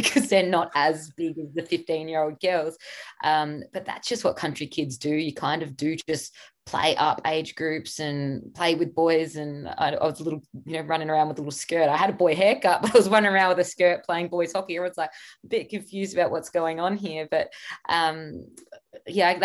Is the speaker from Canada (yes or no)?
no; Barmera, Riverland, South Australia, Australia; I grew up in Bury in the Riverland.